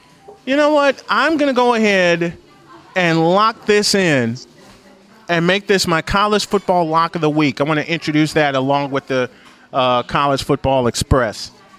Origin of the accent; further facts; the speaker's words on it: Chicago, Illinois, United States; I'm from Chicago.